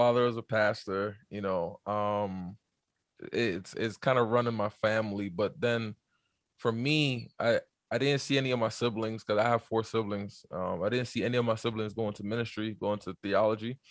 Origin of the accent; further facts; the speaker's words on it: New York, United States; also born or lived in Montreal, Canada; now in Calgary, Canada; I was born actually in Montreal, Canada, but I grew up in New York